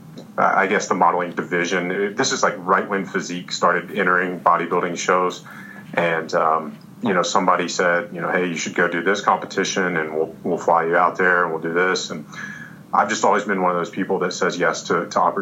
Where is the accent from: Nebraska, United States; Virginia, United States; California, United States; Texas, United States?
Virginia, United States; Roanoke; also born or lived in New York; my hometown, Roanoke, Virginia